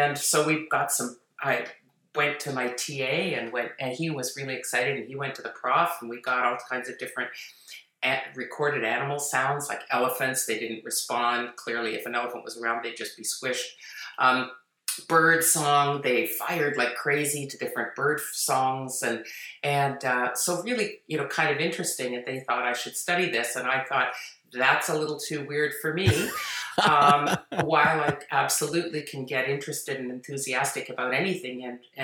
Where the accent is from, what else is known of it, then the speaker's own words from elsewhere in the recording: Toronto, Ontario, Canada; I grew up in Toronto, in Toronto, Ontario